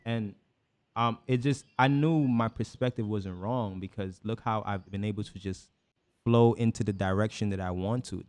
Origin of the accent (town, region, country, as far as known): Guyana; born or raised there; moved away; also born or lived in New York